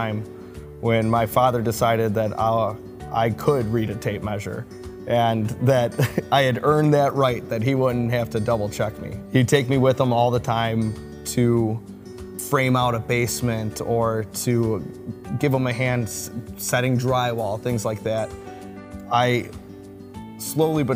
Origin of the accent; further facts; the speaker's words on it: Burbank, Illinois, United States; I grew up in Burbank, South Side Chicago